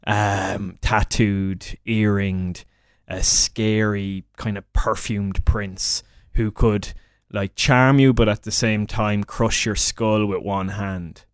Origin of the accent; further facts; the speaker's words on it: Midlands, Ireland; I'm from the Midlands in Ireland.